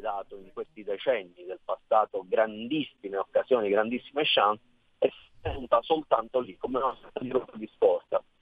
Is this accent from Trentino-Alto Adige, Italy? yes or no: no; Sicily, Italy; io sono nato e cresciuto in Sicilia